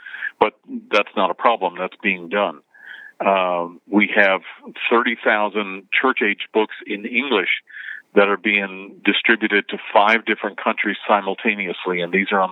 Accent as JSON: {"language": "English", "country": "Canada", "tie": "born or raised there", "also_born_or_lived": "Jeffersonville, United States", "moved": "as an adult", "lives_now": "United States", "said": "Before I moved to the United States, I was born and raised in Canada"}